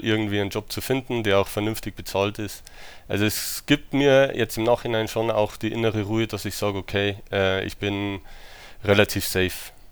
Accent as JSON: {"language": "German", "country": "Germany", "tie": "born or raised there", "also_born_or_lived": "United States", "said": "ich bin in den USA geboren. Äh, meine Mutter ist Amerikanerin äh, und mit drei Jahren bin ich dann nach Deutschland gekommen"}